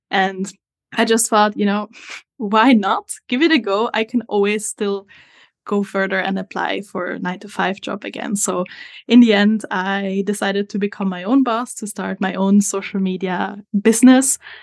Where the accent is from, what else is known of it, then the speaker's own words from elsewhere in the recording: Italy; moved away as an adult; now in New Zealand; As you can hear from my accent, I am not originally from New Zealand. I'm actually from Italy. But I have been living in New Zealand for the last two years